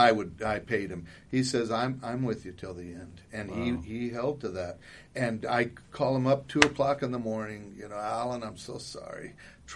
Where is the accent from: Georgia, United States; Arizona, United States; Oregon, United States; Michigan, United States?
Arizona, United States; Ajo; also born or lived in Phoenix, Arizona; I was born in Ajo